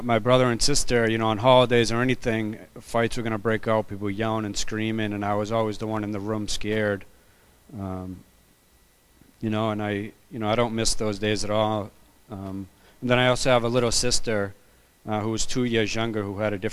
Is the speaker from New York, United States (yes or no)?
no; Boston, Massachusetts, United States; I was born and raised in Boston in the projects, a little town called Charlestown